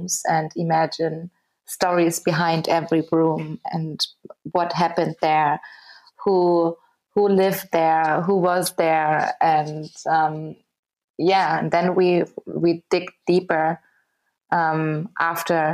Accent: Berlin, Germany; I'm from Berlin

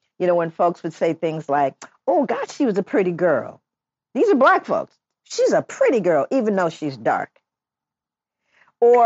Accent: Los Angeles, California, United States; moved away; I grew up in Los Angeles. I can't believe I'm back in Los Angeles

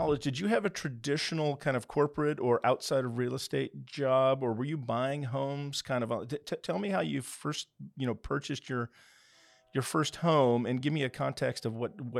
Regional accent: Castle Rock, Colorado, United States; beautiful Castle Rock, Colorado. Which was my hometown for 21 years, so I have a special heart for Colorado.

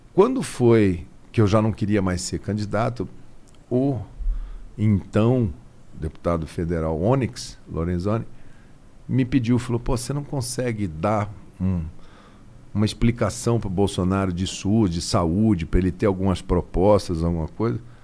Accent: Campo Grande, Mato Grosso do Sul, Brazil; moved away; Eu sou de Campo Grande, de Mato Grosso do Sul

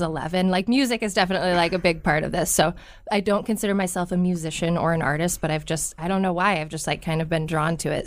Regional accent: Omaha, Nebraska, United States; I am also from Millard. I went to Millard North

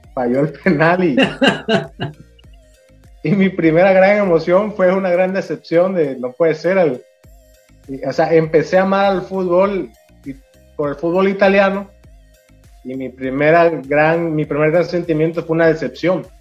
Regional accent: Mexico; yo soy mexicano

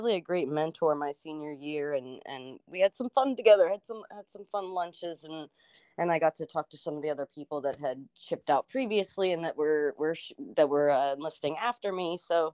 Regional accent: Washington, Pennsylvania, United States; moved away as an adult; I got out of that small town in Washington, Pennsylvania

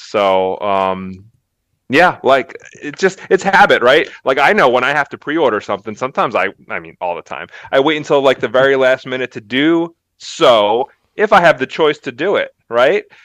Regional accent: Philadelphia, Pennsylvania, United States; moved away; I grew up in Philly

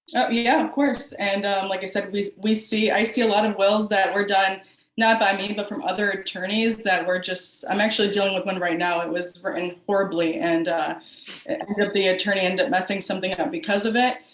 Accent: Buffalo, New York, United States; moved away as an adult; also born or lived in Florida; now in Houston, United States; I am originally from Buffalo, New York, upstate New York, um, and I moved down to Florida where I went to law school

